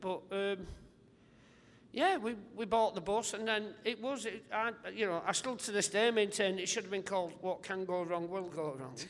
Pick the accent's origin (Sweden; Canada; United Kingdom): United Kingdom; St Helens, North West England; I love my hometown because people were sort of saying, you'll have to leave